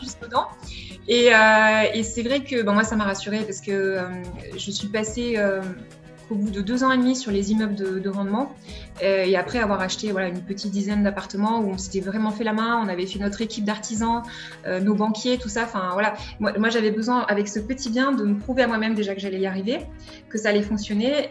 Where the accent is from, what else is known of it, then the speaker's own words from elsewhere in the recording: Vichy, Auvergne-Rhône-Alpes, France; je suis née le 20 juillet 1983, j'ai 37 ans à Vichy et je suis une Auvergnate aujourd'hui